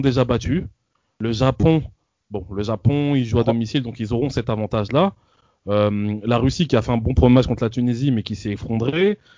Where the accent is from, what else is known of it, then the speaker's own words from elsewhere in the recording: France; en tant que français